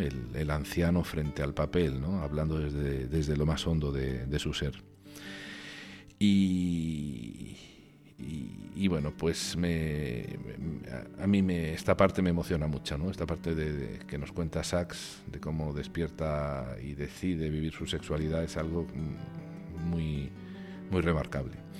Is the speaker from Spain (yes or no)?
yes; Region of Murcia, Spain; now in Congo; en mi tierra, en Murcia